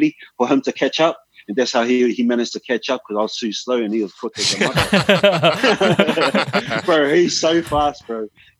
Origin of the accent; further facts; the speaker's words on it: New Zealand; I'm not from here. This is not where I'm from. Like, I'm from, like, you know, I'm from New Zealand. So I'm going to come bring my New Zealand style here.